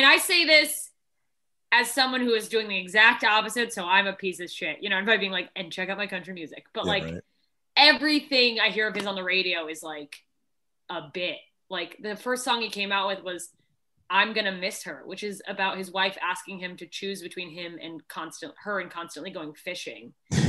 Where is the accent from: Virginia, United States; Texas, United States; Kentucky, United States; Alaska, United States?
Alaska, United States; now in Los Angeles, United States; I remember that I grew up in Alaska, and if I never saw Snowflake again, I would be fine.